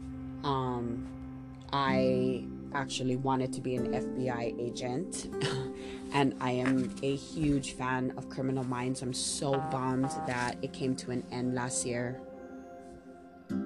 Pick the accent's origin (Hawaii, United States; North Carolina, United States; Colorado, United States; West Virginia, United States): Hawaii, United States; Maui; I'm born and raised on Maui, and I am a true and true Hawaii local girl